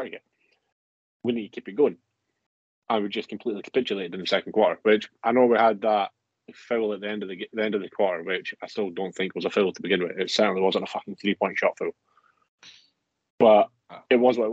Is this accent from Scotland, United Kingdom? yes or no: yes; Scotland, United Kingdom; as a Scottish man